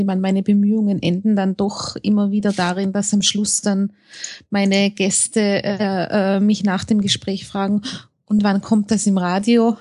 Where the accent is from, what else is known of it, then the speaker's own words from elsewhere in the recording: Innsbruck, Tyrol, Austria; Ich komme aus Innsbruck in Österreich